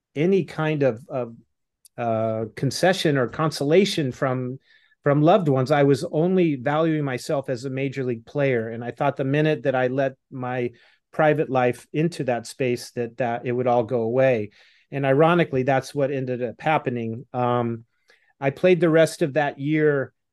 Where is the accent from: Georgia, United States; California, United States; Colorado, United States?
California, United States; Los Angeles; LA Dodgers, my hometown